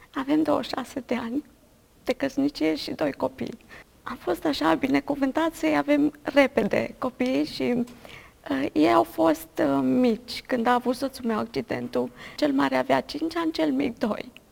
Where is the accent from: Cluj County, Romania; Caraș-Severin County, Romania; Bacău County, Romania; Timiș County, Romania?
Timiș County, Romania; Bulgăruș; am crescut la sat, la Bulgăruș, undeva la 40 de kilometri de Timișoara